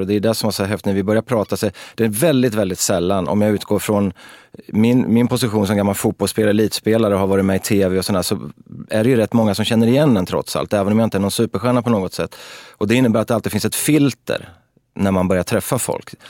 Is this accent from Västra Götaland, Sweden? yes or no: no; Örebro, Örebro County, Sweden; vi växte upp på Väster i Örebro